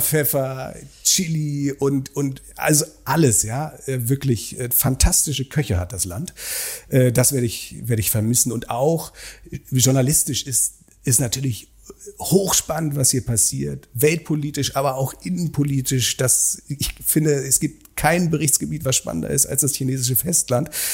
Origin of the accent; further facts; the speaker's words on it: Germany; moved away as an adult; now in Beijing, China; als Deutscher, sozusagen als Mensch, der in Deutschland sozialisiert ist